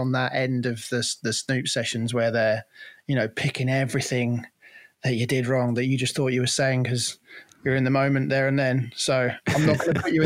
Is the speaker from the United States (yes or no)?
no; Cornwall, South West England, United Kingdom; moved away as an adult; now in Worcestershire, United Kingdom; So I grew up in Cornwall. I was born in Cornwall and grew up there.